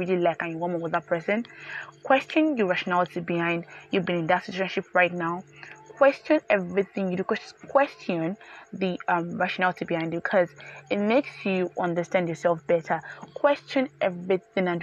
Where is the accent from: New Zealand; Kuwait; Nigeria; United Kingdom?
Nigeria; Yorubaland; I grew up in Yoruba land. I'm a proper Nigerian